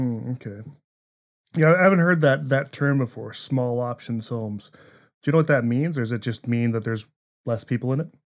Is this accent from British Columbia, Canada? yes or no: no; New Brunswick, Canada; moved away as an adult; I was an East Coast kid. I grew up in New Brunswick, spent a lot of years there